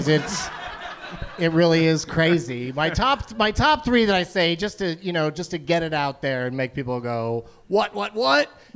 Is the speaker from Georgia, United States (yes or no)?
no; San Diego, California, United States; moved away as an adult; also born or lived in Los Angeles; I grew up in San Diego, moved to L.A., out of junior college